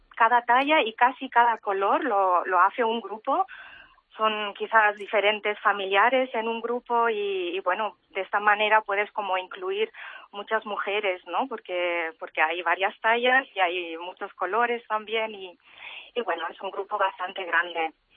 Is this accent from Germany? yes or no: yes; Germany; moved away as an adult; also born or lived in Barcelona; now in Mallorca, Spain; yo he nacido y crecido y he hecho la educación en Alemania